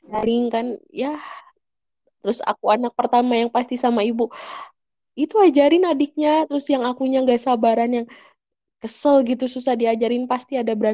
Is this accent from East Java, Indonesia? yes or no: no; Bandung, West Java, Indonesia; enggak di Bandung